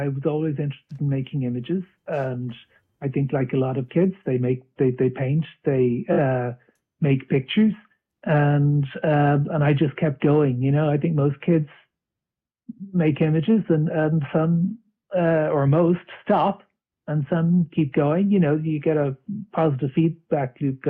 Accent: Dublin, Leinster, Ireland; now in Arklow, Ireland; I'm originally from Dublin, and now I'm living a bit south of Dublin in a town called Arklow

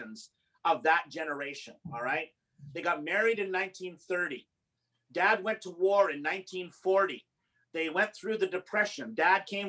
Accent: Yorkton, Saskatchewan, Canada; now in Calgary, Canada; my life, childhood in Saskatchewan

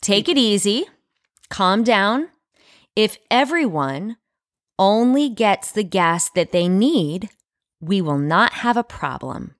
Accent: United States; as an American

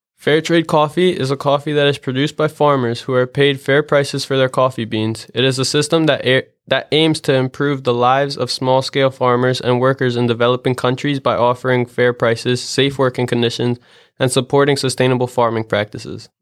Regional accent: East Coast, United States; growing up around the East Coast

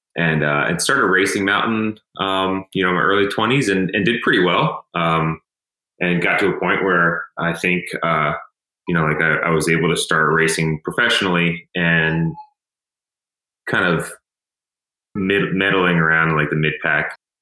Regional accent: Emmitsburg, Maryland, United States; I grew up in Western Maryland, so um, I, you know, like I, I grew up in a really, really pretty area. Emmitsburg, Maryland

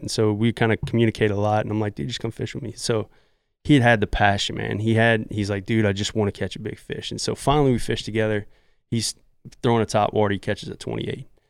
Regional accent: Southeast Louisiana, United States; I'm from Southeast Louisiana, and I grew up with my dad, who's a great trout fishermen

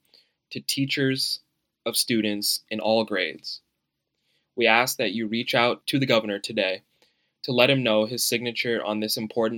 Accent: United States; as an American

